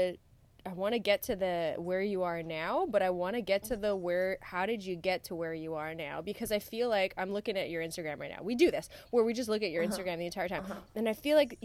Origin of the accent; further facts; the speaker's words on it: Canada; I'm Canadian.